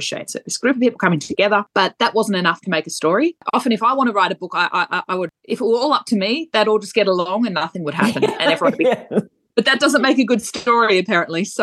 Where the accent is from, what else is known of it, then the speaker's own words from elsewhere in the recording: Montmorency, Victoria, Australia; my hometown of Montmorency in Eltham